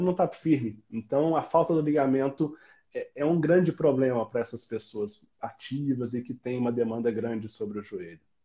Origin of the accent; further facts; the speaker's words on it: Itajubá, Minas Gerais, Brazil; accent: mix of São João del Rei and Itajubá; now in Juiz de Fora, Brazil; por ser do sul de Minas, eu sou de Itajubá